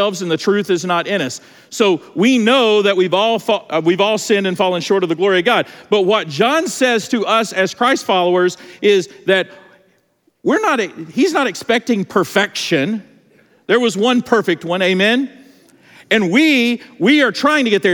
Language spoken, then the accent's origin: English; Georgia, United States; I'm from Georgia